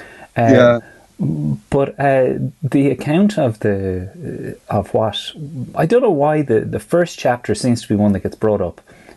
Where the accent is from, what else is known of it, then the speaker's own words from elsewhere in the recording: Ireland; many of us as Irish people